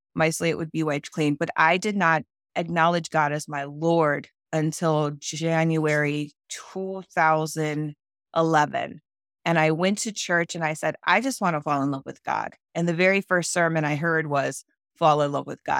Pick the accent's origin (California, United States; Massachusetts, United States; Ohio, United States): Ohio, United States; Cleveland; I went back to my hometown, which is Cleveland, Ohio